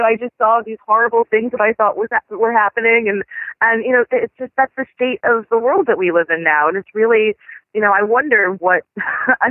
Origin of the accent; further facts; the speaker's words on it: New York City, New York, United States; I grew up in Washington Heights, and I lived there at the time